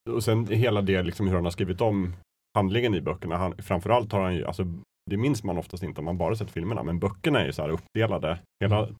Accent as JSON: {"language": "Swedish", "town": "Östersund", "region": "Jämtland", "country": "Sweden", "moved": "yes", "said": "jag var hemma i Östersund"}